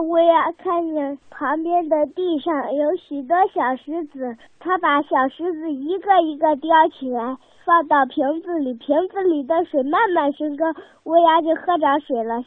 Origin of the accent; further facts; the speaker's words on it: Nanyang, Henan, China; 我来自南阳，在十五小上学，今年我七岁了